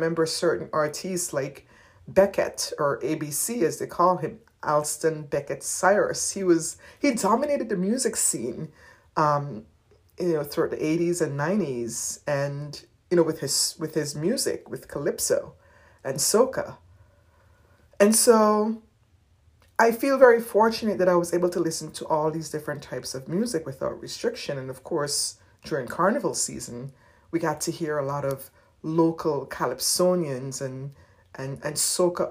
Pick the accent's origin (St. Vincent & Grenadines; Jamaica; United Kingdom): St. Vincent & Grenadines; Growing up in St. Vincent